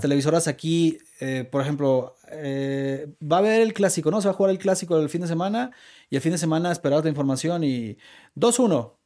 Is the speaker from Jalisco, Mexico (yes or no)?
yes; Guadalajara, Jalisco, Mexico; soy tapatío